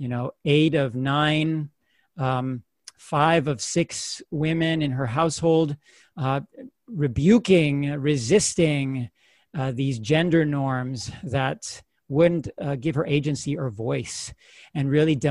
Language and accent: English; United States; born there; My experience as a first generation, U.S. born, to them, to that particul